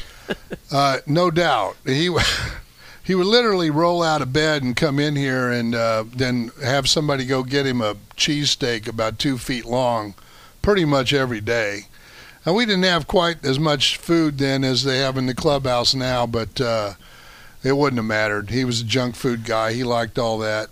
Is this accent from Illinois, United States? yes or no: yes; Decatur, Illinois, United States; moved away; That's my hometown.